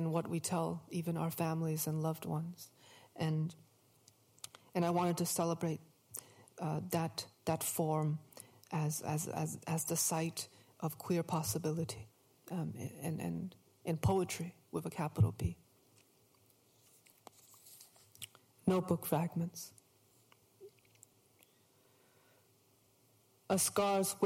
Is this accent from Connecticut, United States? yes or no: yes; Hartford, Connecticut, United States; I grew up in Hartford, the bordering state